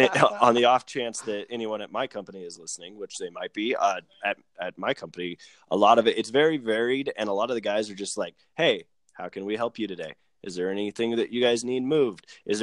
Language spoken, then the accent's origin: English; Arvada, Colorado, United States; I grew up in Arvada